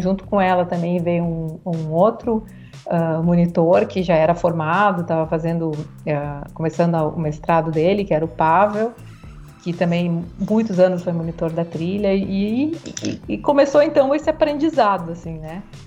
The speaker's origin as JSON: {"language": "Portuguese", "town": "Porto Alegre", "region": "Rio Grande do Sul", "country": "Brazil", "tie": "born or raised there", "moved": "as an adult", "lives_now": "São Carlos, Brazil", "said": "Eu sou natural de Porto Alegre, do Rio Grande do Sul"}